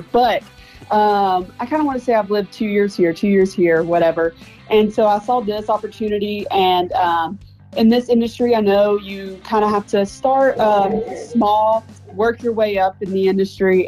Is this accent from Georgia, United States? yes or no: yes; Bowdon, Georgia, United States; moved away as an adult; now in Texas, United States; that small town